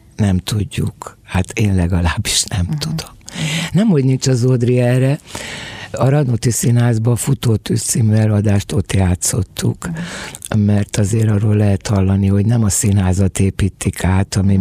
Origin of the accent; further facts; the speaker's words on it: Budapest, Hungary; also born or lived in a Swabian village in Hungary (birthplace); amikor három évesen velem egy szál bőröndel meg egy, egy gyerekágyal elindult, mint a albéletről albélethez zugróba. Amúgy meg hálságyon születtem egy sváb faluba